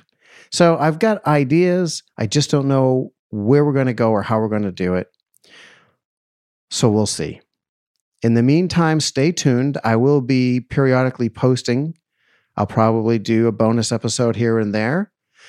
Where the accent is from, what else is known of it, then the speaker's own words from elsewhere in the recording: Boston, Massachusetts, United States; also born or lived in New York City; now in Los Angeles, United States; I'm originally from Boston